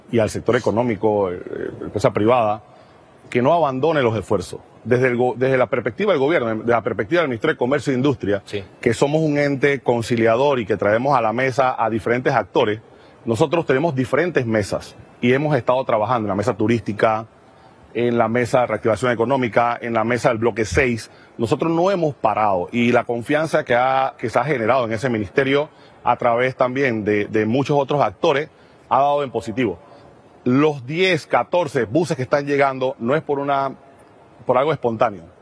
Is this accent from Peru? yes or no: no; Panama; yo creo que debemos empezar a creer nosotros mismos como panameños en el país que tenemos